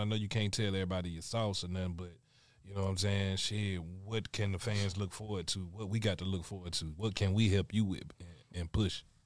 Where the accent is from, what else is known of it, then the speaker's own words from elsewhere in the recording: Alabama, United States; moved away; I'm from Alabama